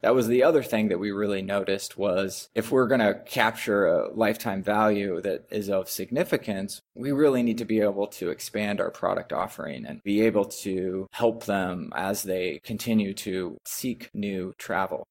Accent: Eugene, Oregon, United States; moved away as an adult; also born or lived in Monteverde, Costa Rica; I'm originally from the Northwest, actually, uh, Eugene, Oregon

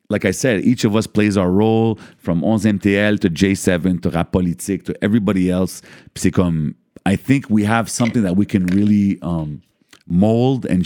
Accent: Lebanon; Comme moi, je suis libanais.

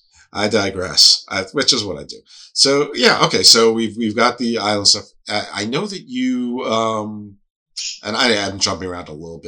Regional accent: Northeast, United States; I'm from the Northeast

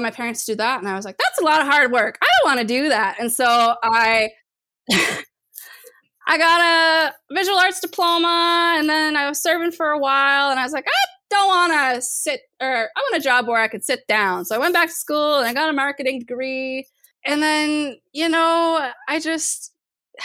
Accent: Golden, British Columbia, Canada; growing up in Golden, BC, which was a small little mountain town.

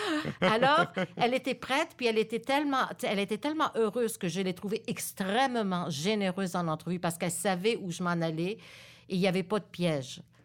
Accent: Montreal, Quebec, Canada; French is a second language; also born or lived in Laval; Je viens de Montréal. Je suis née ici à Montréal

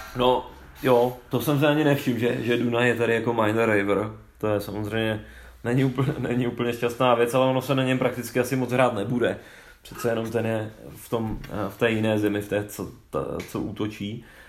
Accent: Bohemia, Czechia; tady u nás v Čechách

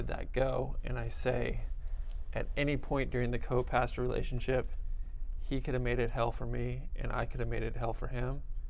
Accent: Burbank, California, United States; In Burbank.

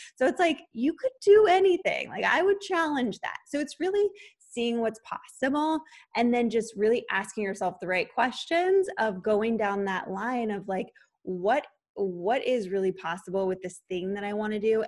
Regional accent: San Diego, California, United States; moved away as an adult; also born or lived in Los Angeles; I moved from San Diego where I grew up to Los Angeles

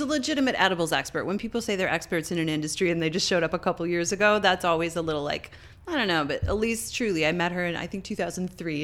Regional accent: Canada; moved away; also born or lived in Montreal; I'm Canadian

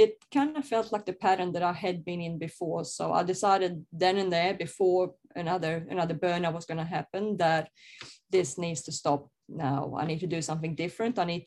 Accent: Sweden; I grew up in Sweden in a, I guess, very normal conservative family

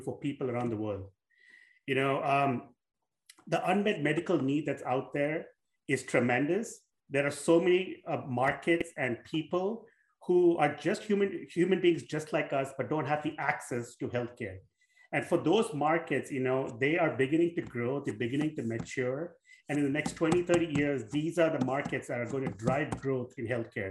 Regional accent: India; moved away as an adult; also born or lived in Southeast Asia; now in United States; I grew up in India, I was born in India

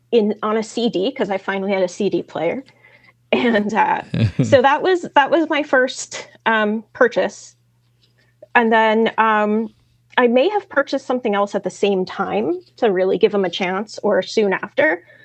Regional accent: New York City, New York, United States; I'm from Brooklyn.

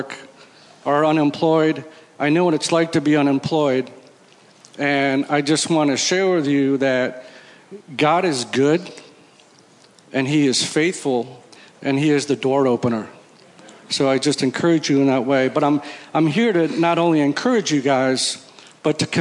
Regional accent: Connecticut, United States; I'm from Connecticut, and I go to Stanwich Church

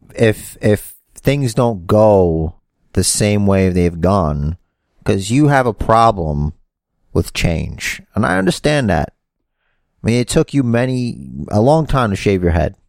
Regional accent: New York City, New York, United States; That's where I'm from, and that's where we're from

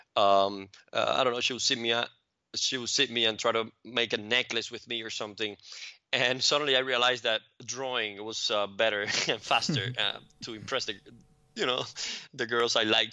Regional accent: Cuba; now in United States; grew up in Cuba, and that was a very different environment, um, now looking back at it from, from my environment here in, in the States

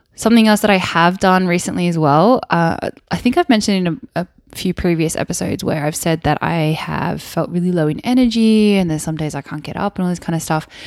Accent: Wollongong, New South Wales, Australia; moved away; I grew up in Wollongong, which is South Coast.

